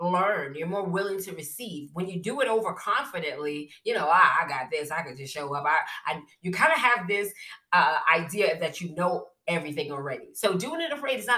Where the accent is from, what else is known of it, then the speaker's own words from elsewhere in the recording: New York City, New York, United States; I'm from Brooklyn